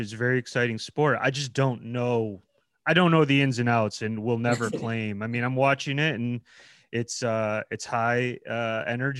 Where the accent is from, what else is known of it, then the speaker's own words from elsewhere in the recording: Ohio, United States; growing up in Ohio my whole life